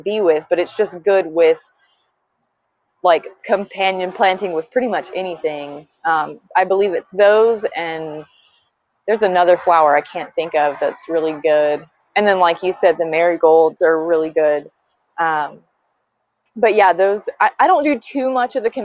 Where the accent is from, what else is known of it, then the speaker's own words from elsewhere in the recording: Georgia, United States; also born or lived in Tucson, Arizona / Idaho; now in Washington, United States; I'm originally from Georgia, and the climate is obviously very different